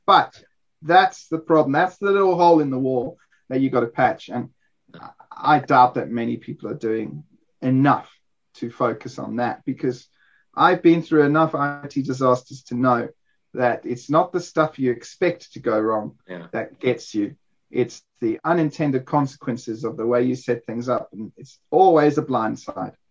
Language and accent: English; South Africa; as a South African